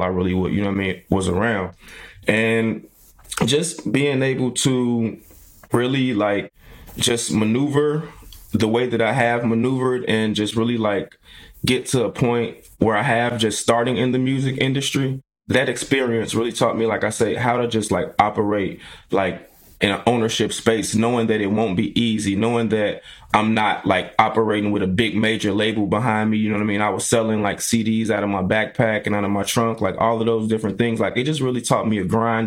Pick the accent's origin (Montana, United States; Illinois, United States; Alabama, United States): Illinois, United States; Chicago; I am from the South Side of Chicago, the Ida B. Wells Projects